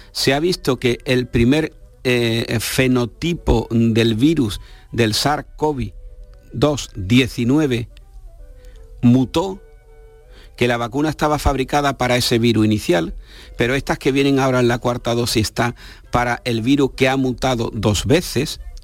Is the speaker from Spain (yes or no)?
yes; Spain; Somos españoles